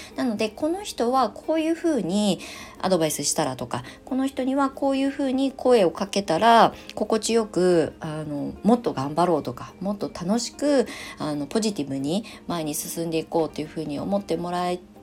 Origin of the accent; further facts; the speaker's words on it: Kasama, Ibaraki, Japan; moved away as an adult; 生まれ故郷の茨城県笠間市に U ターンしまして